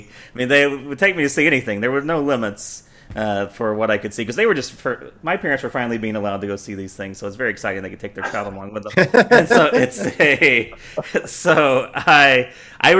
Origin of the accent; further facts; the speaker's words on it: Sevier County, outside Knoxville, Tennessee, United States; I grew up outside of Knoxville, Tennessee, in Sevier County